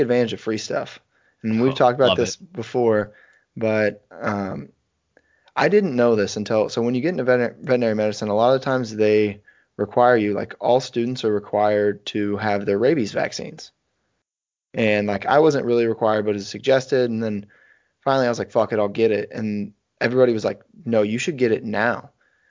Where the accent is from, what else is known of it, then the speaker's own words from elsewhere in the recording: Northwest Missouri, United States; my hometown